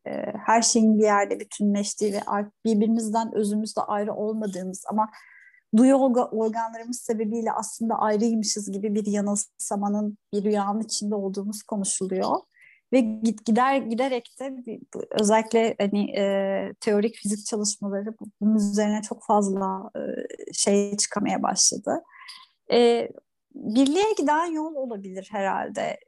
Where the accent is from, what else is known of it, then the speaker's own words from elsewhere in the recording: Turkey; ben bir sahil kasabasında büyüdüm